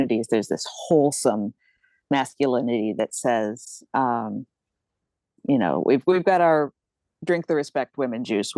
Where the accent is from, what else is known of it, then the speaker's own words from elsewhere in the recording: Rhode Island, United States; also born or lived in Chicago, Illinois; I am in and from Rhode Island. I was born a little outside Chicago, but I grew up here.